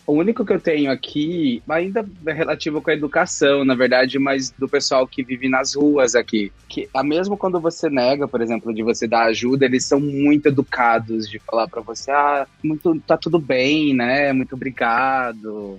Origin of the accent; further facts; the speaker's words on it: interior of São Paulo, Brazil; moved away as an adult; now in Ireland; Eu sou do interior de São Paulo